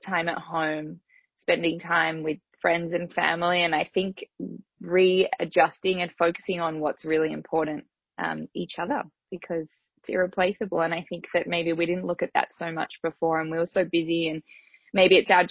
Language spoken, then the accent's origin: English; Australia